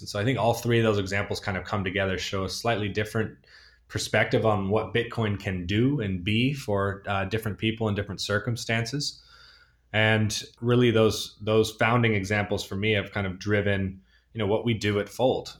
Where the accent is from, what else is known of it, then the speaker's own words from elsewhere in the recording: Northern California, United States; moved away; also born or lived in Argentina; I grew up in Northern California and wine country